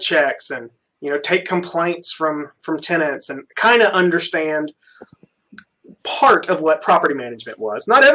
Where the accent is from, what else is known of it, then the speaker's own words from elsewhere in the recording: Birmingham, Alabama, United States; also born or lived in Auburn, Alabama; I grew up in Birmingham